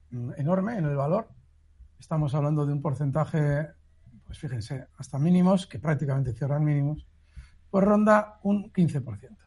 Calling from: Madrid, Community of Madrid, Spain; de Madrid para el señor Iturralde

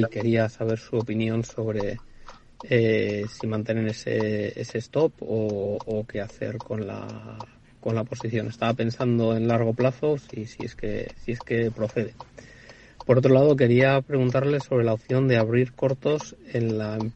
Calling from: Bilbao, Basque Country, Spain; Hola, buenas tardes. Tengo una consulta para los analistas de hoy. … de Bilbao.

